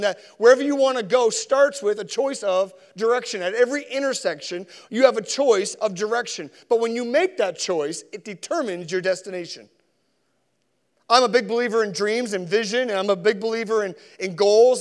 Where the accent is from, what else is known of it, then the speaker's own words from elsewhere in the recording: Sackville, Nova Scotia, Canada; also born or lived in Spryfield, Nova Scotia; I was born in Spryfield, I was raised in Sackville